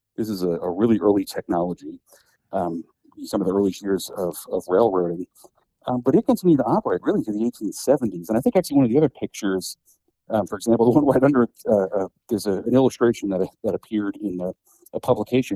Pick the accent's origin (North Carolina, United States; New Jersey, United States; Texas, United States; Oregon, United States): New Jersey, United States; Metuchen; I grew up watching trains in Metuchen